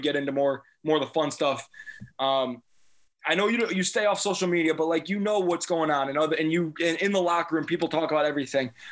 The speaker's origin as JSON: {"language": "English", "town": "Deerfield", "region": "Illinois", "country": "United States", "tie": "born or raised there", "moved": "yes", "said": "that's my hometown. I went to Deerfield yeah. High School"}